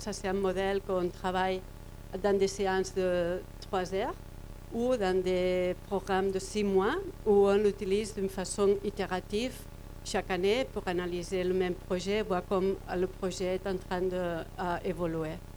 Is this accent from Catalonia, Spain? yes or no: yes; Barcelona, Catalonia, Spain; French is a second language; je viens de Barcelone